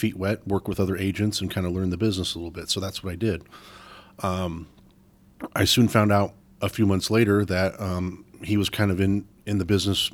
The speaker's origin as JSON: {"language": "English", "region": "Arizona", "country": "United States", "tie": "born or raised there", "said": "born and raised in Arizona"}